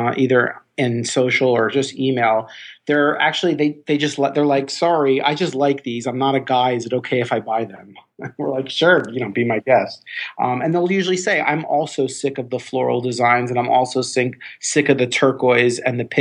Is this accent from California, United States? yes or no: no; Miami Beach, Florida, United States; moved away as an adult; also born or lived in Indiana / Chicago; I was born and raised in Miami Beach